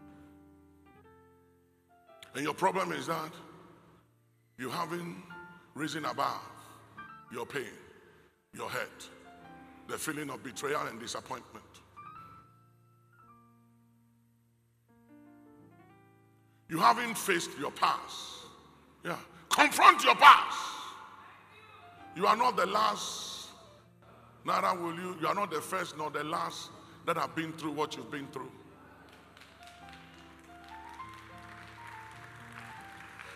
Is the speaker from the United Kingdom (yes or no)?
no; Ghana; I know why God put me in Ghana, and I'm okay as a Ghanaian